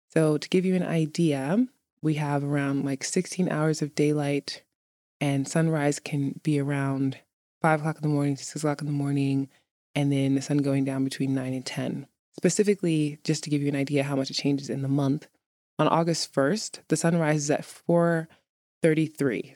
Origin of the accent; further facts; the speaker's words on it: New York City, New York, United States; now in Iceland; growing up in New York City